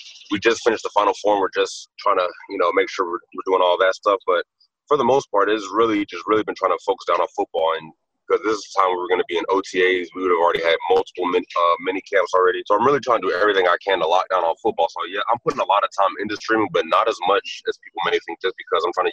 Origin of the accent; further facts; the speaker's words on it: United States; this being my hometown area, I love Washington